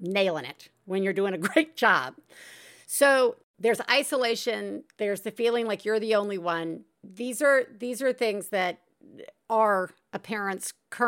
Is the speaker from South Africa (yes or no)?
no; Deep South, United States; I'm from the Deep South. I know who my people are